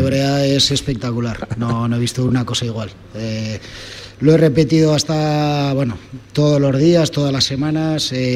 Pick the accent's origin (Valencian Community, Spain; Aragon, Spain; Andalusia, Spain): Aragon, Spain; Almudévar; el Almudebar, soy de Almudebar.